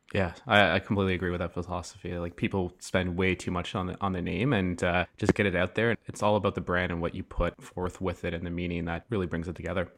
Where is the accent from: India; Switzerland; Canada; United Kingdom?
Canada; Ottawa, Ontario; I'm from Ottawa